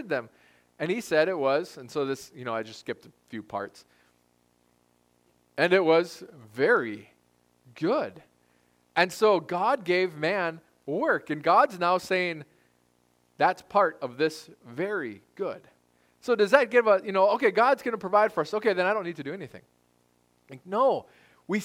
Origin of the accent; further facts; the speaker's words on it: United States; we're American. We're privileged to be Americans.